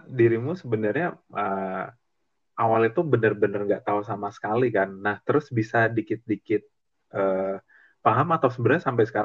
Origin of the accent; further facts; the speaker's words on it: Jakarta, Indonesia; besar di Jakarta banyak nemu teman-teman dari macam-macam daerah juga agak nyablak gitu, agak frontal gitu.